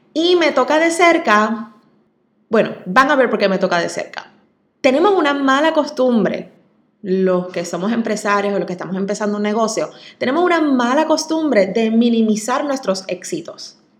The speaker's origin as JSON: {"language": "Spanish", "town": "Coamo", "country": "Puerto Rico", "tie": "born or raised there", "also_born_or_lived": "San Juan", "said": "en Coamo, en ese es mi pueblo, donde siempre soñé con abrir algún tipo de negocio algún día, siguiéndole los pasos a mis padres, que son mi mayor ejemplo, orgullosísima de donde soy"}